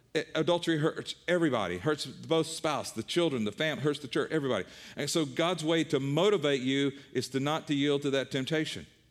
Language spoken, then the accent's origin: English; the Bible Belt, United States; I was raised in the Bible Belt.